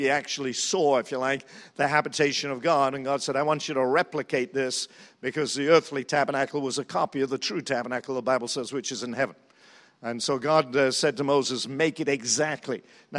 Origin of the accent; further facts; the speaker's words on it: New Zealand; And so when they heard I was from New Zealand, they said, you know so-and-so